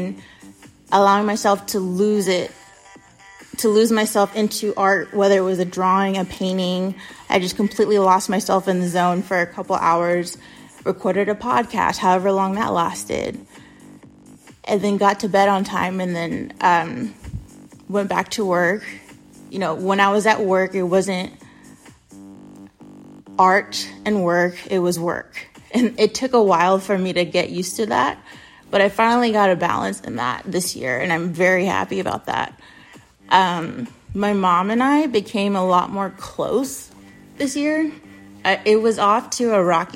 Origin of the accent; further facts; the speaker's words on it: United States; I'm American